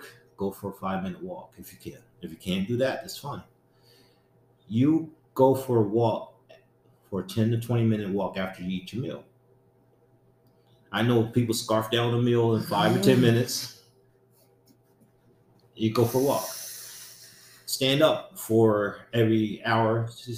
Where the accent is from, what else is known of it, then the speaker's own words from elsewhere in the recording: Harrisburg, Pennsylvania, United States; I grew up in Harrisburg